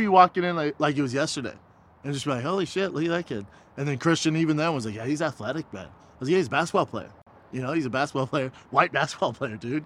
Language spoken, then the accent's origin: English; Aurora, Colorado, United States; from Aurora, Colorado, my hometown.